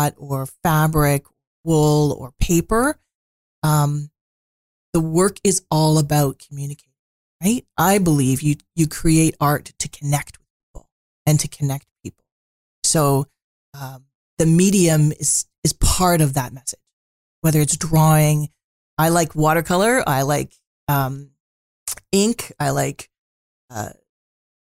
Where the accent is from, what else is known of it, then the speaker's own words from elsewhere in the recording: Ottawa, Ontario, Canada; moved away as an adult; also born or lived in Peterborough / Victoria / Prince Rupert / Haida Gwaii; I grew up in Ottawa.